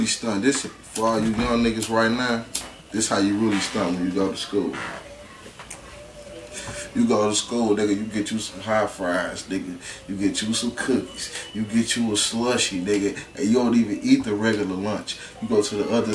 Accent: St. Louis, Missouri, United States; I'm from the south side of St. Louis, so you know I went to Roosevelt, Rough Riders.

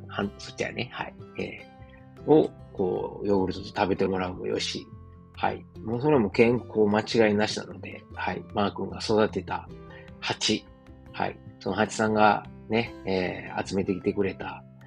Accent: Osaka, Japan; moved away as an adult; now in Germany; 自分の実家であるですね、駒川、東屋、はい、親父とおかんがやってる、えー、大阪、駒川いうところでね

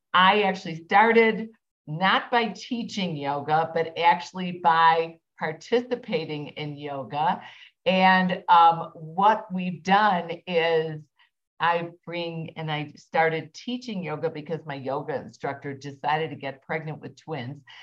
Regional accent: Midwest, United States; I'm obviously from the Midwest

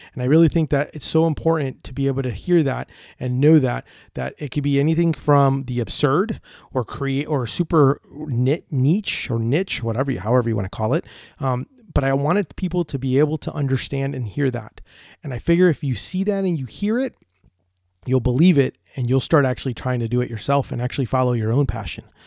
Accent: Orlando, Florida, United States; I'm from Orlando, Florida, and I own Deli Fresh Threads.

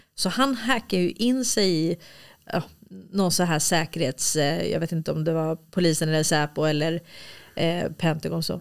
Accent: Stockholm, Stockholm County, Sweden; moved away; also born or lived in Småland; jag är uppväxt i Hässelby villastad

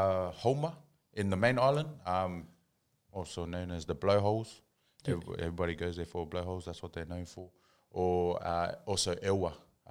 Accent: Hornsby, New South Wales, Australia; also born or lived in Tonga; I'm 28 years old. Married, 3 kids. Born and raised in Hornsby.

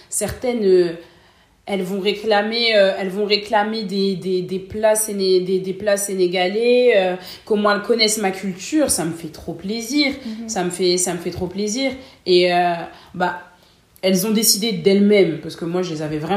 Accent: Cameroon; now in Lille, France; moi, je suis camerounaise, sénégalaise guinéenne. Et on est, euh, on est combien de Camerounais en groupe

